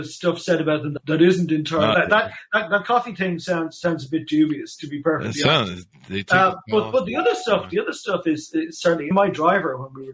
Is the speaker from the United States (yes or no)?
no; Ireland; being Irish.